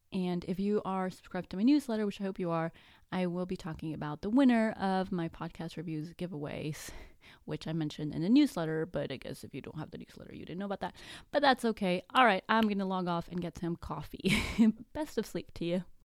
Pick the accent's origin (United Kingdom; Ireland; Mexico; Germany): Mexico; first language Spanish; English is a second language; I'm actually Mexican. My first language is actually Spanish.